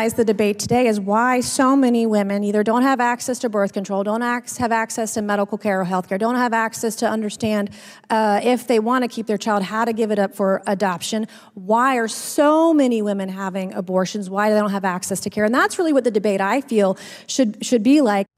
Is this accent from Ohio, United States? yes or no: no; South Carolina, United States; I am from South Carolina